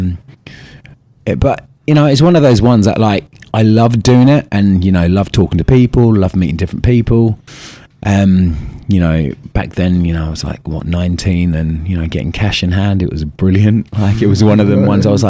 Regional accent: Maidstone, South East England, United Kingdom; moved away as an adult; also born or lived in North London; now in London, United Kingdom; originally, I'm from Maidstone, Kent, which is, I'd say, it's probably about an hour away from London, down south. And yeah, that's where I was born and bred

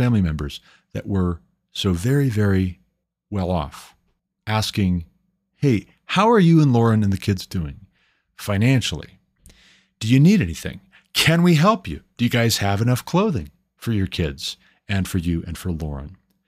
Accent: Montana, United States; And it took moving my family back home to my home state of Montana, uprooting, moving to Montana to get off of public assistance

